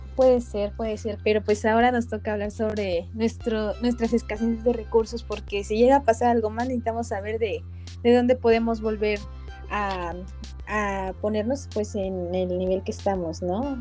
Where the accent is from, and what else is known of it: Puebla, Mexico